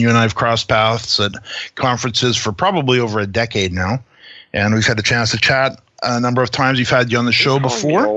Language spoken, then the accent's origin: English; Canada; being a Canadian